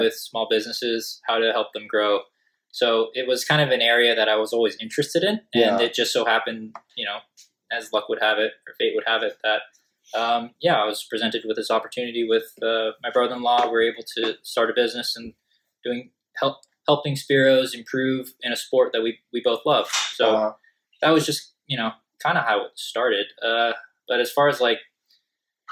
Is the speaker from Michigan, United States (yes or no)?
no; Southern California, United States; we're from Southern California